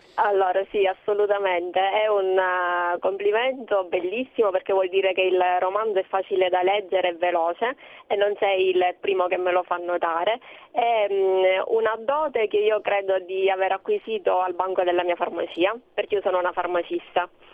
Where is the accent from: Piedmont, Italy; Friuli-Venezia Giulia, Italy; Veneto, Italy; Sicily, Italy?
Sicily, Italy; da siciliana che è nata in Sicilia e che vive in Sicilia